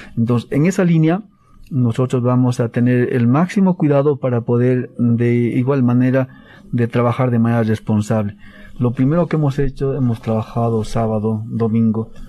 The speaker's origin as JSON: {"language": "Spanish", "country": "Bolivia", "said": "todos los bolivianos estamos"}